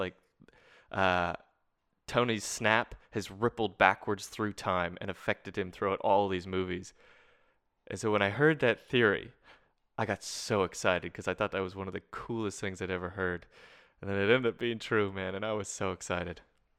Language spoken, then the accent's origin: English; Canada; now in Australia; someone told me the other day that my R's aren't as hard as they normally should be as a Canadian, because I've been in Australia now for 4 years.